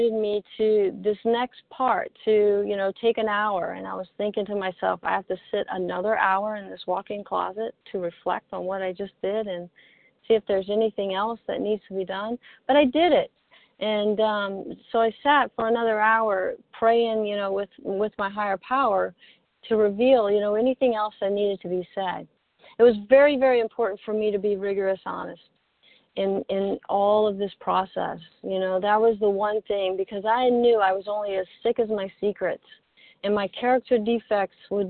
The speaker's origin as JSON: {"language": "English", "region": "Mississippi", "country": "United States", "accent": "long drawl", "said": "I'm from Mississippi, so we have that long drawl accent"}